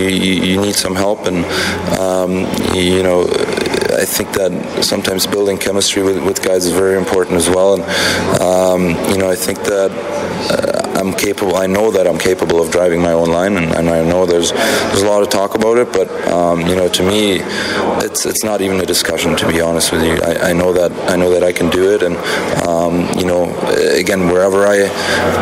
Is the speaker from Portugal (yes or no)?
no; Cologne, North Rhine-Westphalia, Germany; now in Edmonton, Canada; being in my hometown, you know, playing against my dad.